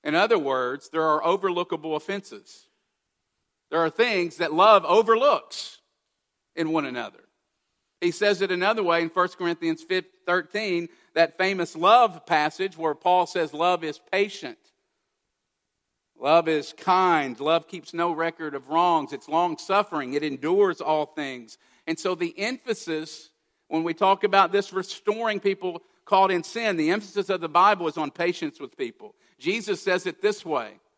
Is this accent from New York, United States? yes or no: no; Kentucky, United States; I grew up in Kentucky.